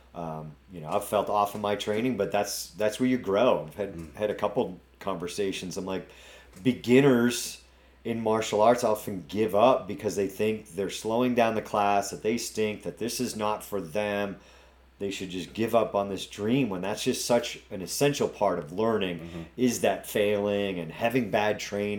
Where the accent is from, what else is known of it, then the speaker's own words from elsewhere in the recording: New England, United States; accent: New England; my New England accent.